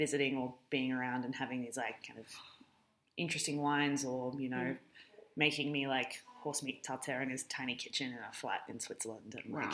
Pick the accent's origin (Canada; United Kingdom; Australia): Australia; Alice Springs, Northern Territory; moved away as an adult; having been born and raised in Alice Springs